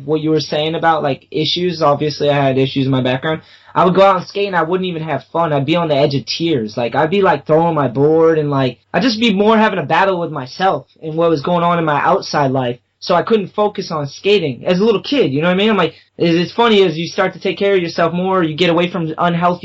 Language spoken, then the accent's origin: English; New England, United States; born or raised there; also born or lived in Long Beach